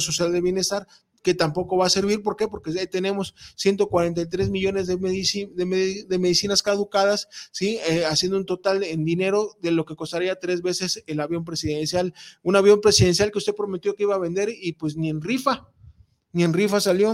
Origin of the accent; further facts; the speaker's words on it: Mexico; mi INE que dice que soy mexicano, cabrón, y soy pueblo